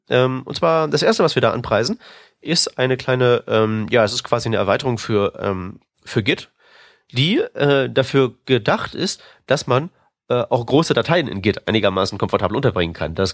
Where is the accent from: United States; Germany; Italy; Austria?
Austria; Und das als Österreicher.